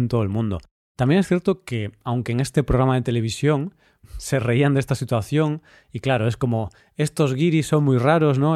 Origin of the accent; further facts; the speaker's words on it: Spain; moved away as an adult; now in Cyprus; yo soy de España